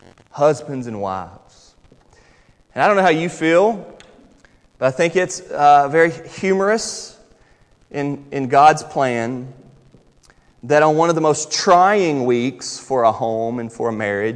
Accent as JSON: {"language": "English", "town": "Charlotte", "region": "North Carolina", "country": "United States", "tie": "born or raised there", "moved": "as an adult", "lives_now": "Louisville, United States", "said": "I'm from North Carolina. Grew up, born and raised in Charlotte, North Carolina. I've been here now 12 years"}